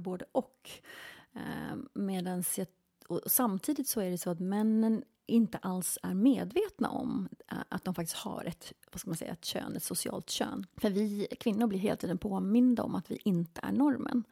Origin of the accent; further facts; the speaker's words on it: Tyresö, Stockholm County, Sweden; moved away as an adult; also born or lived in Spain / England / Los Angeles, United States; Jag är uppväxt här i Sverige, i Tyresö